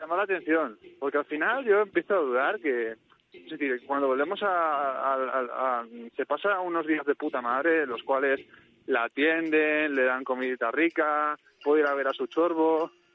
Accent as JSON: {"language": "Spanish", "town": "Manises", "region": "Valencian Community", "country": "Spain", "said": "un mítico cartel de mi pueblo"}